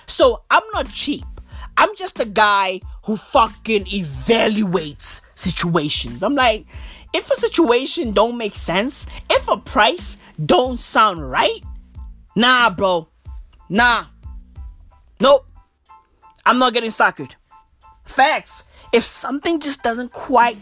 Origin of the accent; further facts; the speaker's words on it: Johannesburg, Gauteng, South Africa; I was born and raised in Joburg